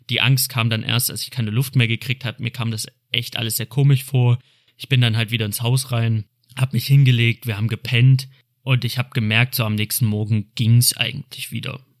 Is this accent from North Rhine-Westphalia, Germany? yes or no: yes; Cologne, North Rhine-Westphalia, Germany; Ich komme aus Köln